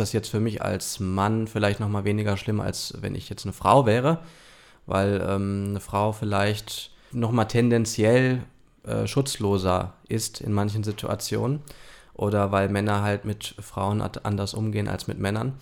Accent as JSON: {"language": "German", "country": "Germany", "said": "bei uns in Deutschland"}